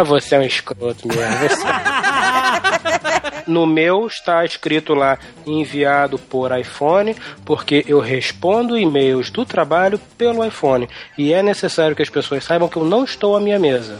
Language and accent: Portuguese; Brazil; Eu nasci no Brasil